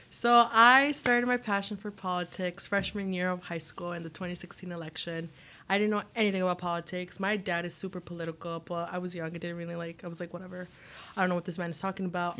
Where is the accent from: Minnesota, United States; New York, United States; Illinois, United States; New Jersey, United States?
Illinois, United States; Chicago; I'm from Chicago